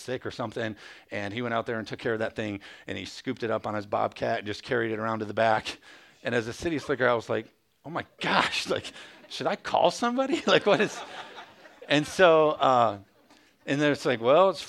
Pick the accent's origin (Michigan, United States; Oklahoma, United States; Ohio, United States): Michigan, United States; Jenison; also born or lived in Hudsonville area, Michigan; I grew up in Jenison